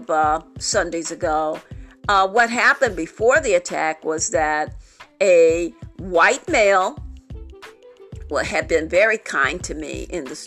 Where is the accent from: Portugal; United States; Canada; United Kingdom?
United States; Barnwell, South Carolina; I was traveling in my hometown today, in my town today